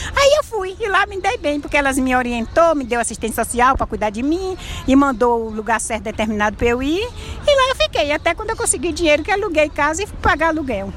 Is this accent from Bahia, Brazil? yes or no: yes; Bahia, Brazil; moved away as an adult; now in São Paulo, Brazil; eu sou baiana, tenho 66 anos.